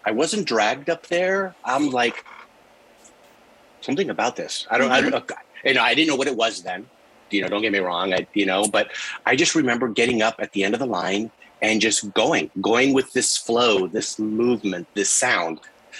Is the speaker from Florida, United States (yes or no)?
yes; Tarpon Springs, Florida, United States; moved away as an adult; also born or lived in Athens, Greece; I was born in Greece. We were born in Athens. And we moved to Tarpon Springs when I was 3 years old, 1970.